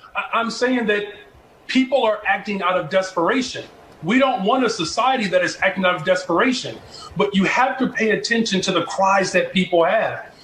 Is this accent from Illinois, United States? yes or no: yes; Chicago, Illinois, United States; I'm from Chicago